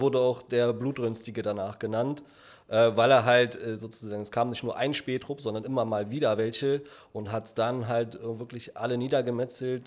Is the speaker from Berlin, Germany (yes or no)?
yes; Berlin, Germany; gebürtiger Berliner, Südberlin groß geworden damals